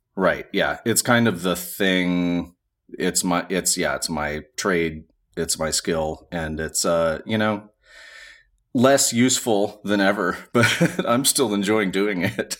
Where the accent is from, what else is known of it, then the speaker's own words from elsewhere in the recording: Montgomery, Alabama, United States; I'm from Montgomery, Alabama